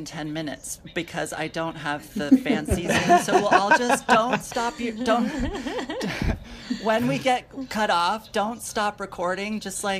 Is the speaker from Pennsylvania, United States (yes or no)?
no; New York, United States; also born or lived in Michigan / Seattle; I grew up here in New York